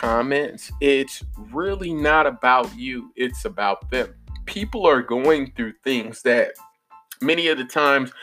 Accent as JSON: {"language": "English", "town": "Chicago", "region": "Illinois", "country": "United States", "tie": "born or raised there", "said": "growing up in Chicago, West Side"}